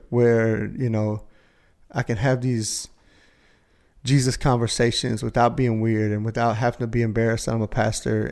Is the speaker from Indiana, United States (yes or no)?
yes; Indiana, United States; I'm from Indiana.